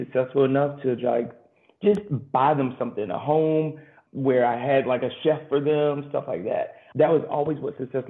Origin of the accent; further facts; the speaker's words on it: Garnett, South Carolina, United States; moved away as an adult; I grew up on Edie Hill, which is my family